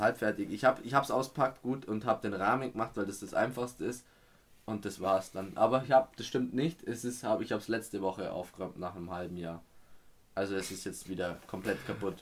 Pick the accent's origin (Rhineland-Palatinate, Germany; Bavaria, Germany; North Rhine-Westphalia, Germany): Bavaria, Germany; kommen wir aus Bayern